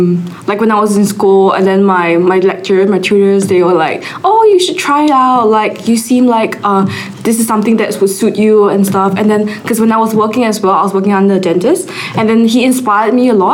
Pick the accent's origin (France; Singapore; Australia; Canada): Singapore; So like I really like the aspect of dentistry, so that's why I came here from Singapore. And it's also close to home, so it's not too bad for me.